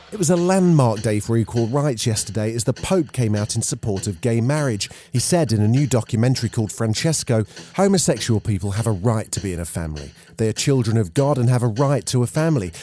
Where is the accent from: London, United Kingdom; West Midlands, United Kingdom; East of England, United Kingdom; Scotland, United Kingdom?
East of England, United Kingdom; Ipswich; I was born in Ipswich and I'm mixed race